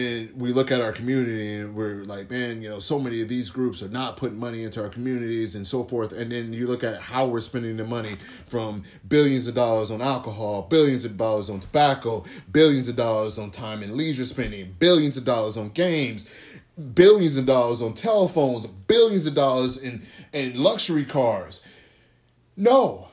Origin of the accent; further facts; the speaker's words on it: the South, United States; I grew up in the South. Went to church a whole lot.